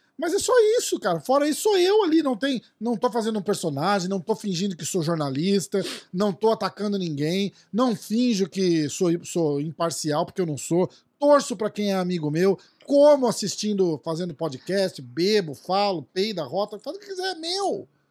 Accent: Brazil; eu sou brasileiro

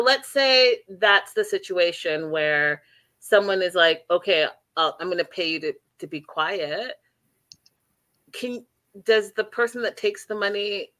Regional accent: Canada; I'm Canadian

